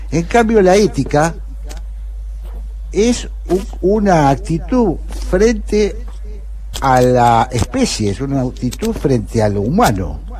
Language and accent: Spanish; Argentina; yo no soy brasileño, no, soy argentino-brasileño